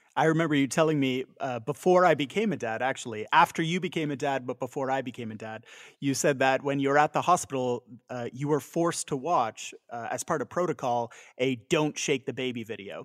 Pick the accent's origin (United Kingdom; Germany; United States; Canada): Canada